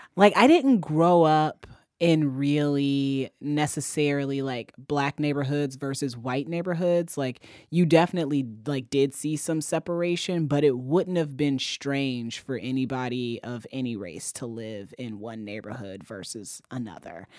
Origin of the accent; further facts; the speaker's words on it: Fort Wayne, Indiana, United States; I grew up in Fort Wayne, Indiana.